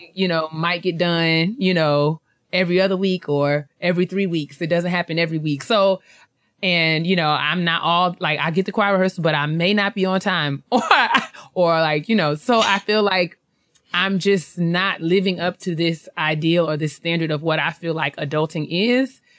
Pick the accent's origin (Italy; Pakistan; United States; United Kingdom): United States; New York; I'm from New York. I lived there my whole life